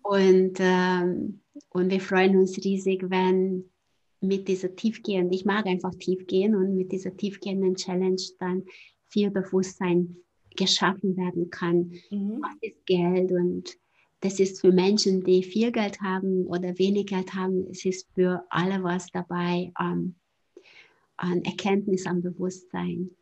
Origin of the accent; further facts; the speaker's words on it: Hungary; German is a second language; moved away as an adult; noch in Ungarn, ich komme ja aus Ungarn, vielleicht hört man auch auf, auf, der Sprache